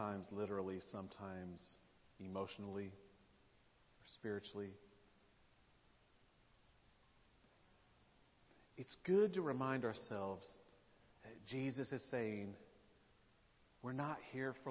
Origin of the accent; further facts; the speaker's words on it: Nashville, Tennessee, United States; moved away as an adult; I grew up in Nashville, lived there for decades.